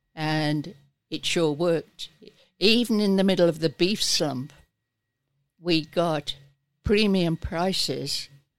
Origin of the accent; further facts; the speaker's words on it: England, United Kingdom; now in Australia; Well, we came from England, emigrated, a motorway went through us.